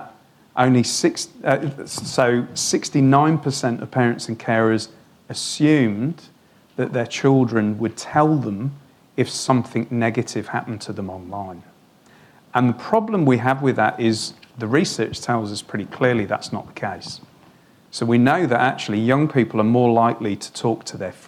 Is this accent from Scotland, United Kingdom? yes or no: no; Wales, United Kingdom; moved away as an adult; now in Australia; I'm from Wales